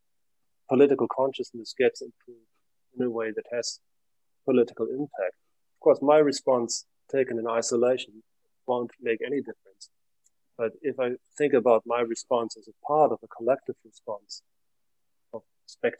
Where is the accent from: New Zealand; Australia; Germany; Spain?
Germany; now in Finland; I'm living in Finland. I come from Germany. I live in Finland.